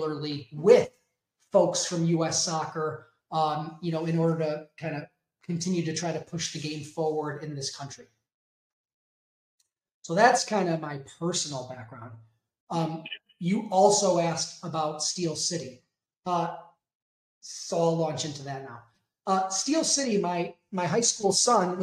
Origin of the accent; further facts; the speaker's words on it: Chicago, Illinois, United States; kind of born and raised in the Chicagoland area, will probably die in the Chicagoland area.